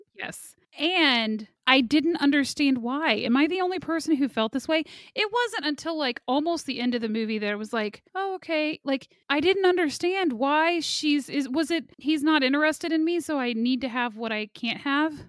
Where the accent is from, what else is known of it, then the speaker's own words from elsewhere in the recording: Kansas, United States; I'm from Kansas.